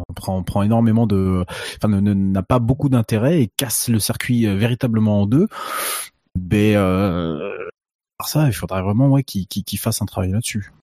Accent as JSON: {"language": "French", "country": "France", "said": "on est français"}